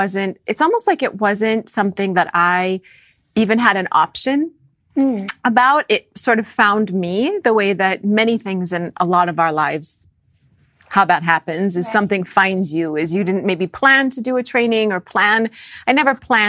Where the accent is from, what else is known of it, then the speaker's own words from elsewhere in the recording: North Dakota, United States; I grew up in North Dakota